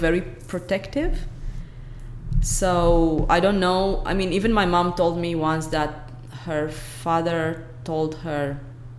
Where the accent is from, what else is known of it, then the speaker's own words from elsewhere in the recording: Brăila, Brăila County, Romania; moved away as an adult; also born or lived in Belgium; now in Stellenbosch, South Africa; In my hometown is called Brăila.